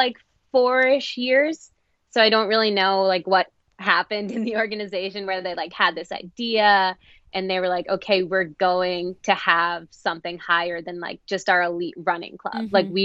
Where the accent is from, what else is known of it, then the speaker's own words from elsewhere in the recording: New Jersey, United States; moved away as an adult; also born or lived in North Carolina / New England; I grew up in New Jersey, was there my whole first 18 years alive, move, same house, that whole thing.